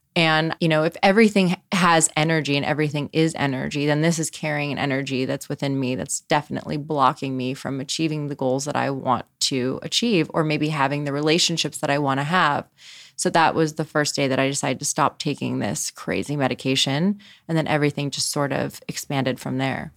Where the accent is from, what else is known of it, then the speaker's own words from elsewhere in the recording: Los Angeles, California, United States; grew up in Los Angeles